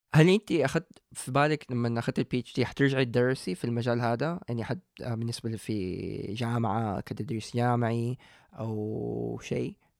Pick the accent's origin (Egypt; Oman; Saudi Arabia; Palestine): Saudi Arabia; عندنا في السعوديه